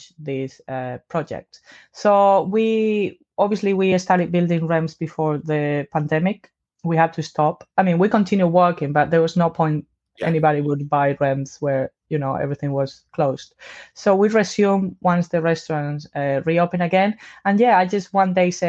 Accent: Spain; moved away as an adult; now in London, United Kingdom; I'm from Spain.

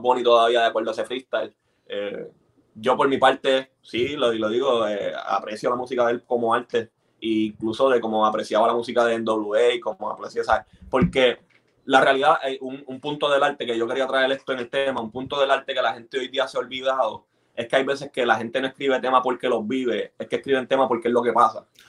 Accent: Bayamón, Puerto Rico; now in Texas, United States; yo crecí en Bayamón

